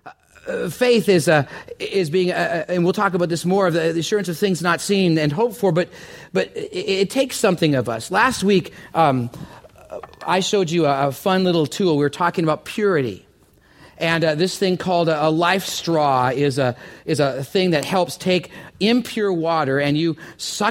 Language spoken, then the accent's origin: English; Canada; I'm from Canada